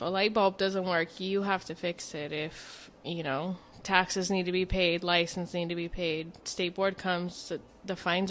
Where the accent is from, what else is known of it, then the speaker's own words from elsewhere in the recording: Escondido, California, United States; also born or lived in San Diego, California; I grew up in San Diego, and then when we were like 6 or 7, we came to Escondido, and then I've been around here ever since.